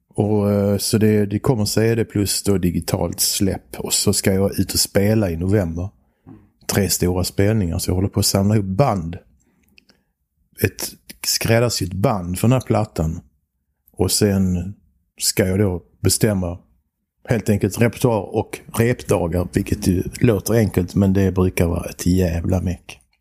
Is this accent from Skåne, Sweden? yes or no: yes; Bjuv, Skåne, Sweden; also born or lived in Helsingborg / Germany; Och då kom vi tillbaks till Bjuv